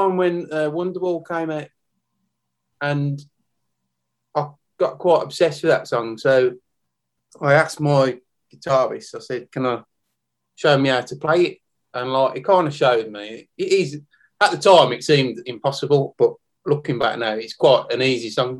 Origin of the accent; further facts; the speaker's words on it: Birmingham, West Midlands, United Kingdom; also born or lived in Tamworth; I grew up in Great Barn, Birmingham, not far from the Villa Ground